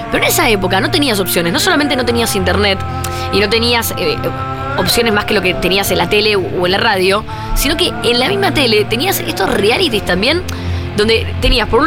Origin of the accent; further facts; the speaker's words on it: Argentina; venimos de Argentina